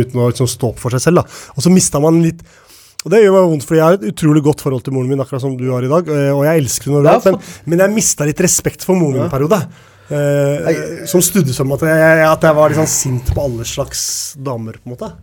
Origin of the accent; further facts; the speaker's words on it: Oslo, Norway; jeg vokste opp ved Tveita